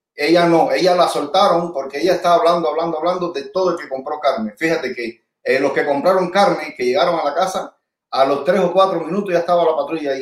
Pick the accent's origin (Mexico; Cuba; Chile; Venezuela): Cuba; Puerto Padre, Las Tunas; yo soy de Puerto Padre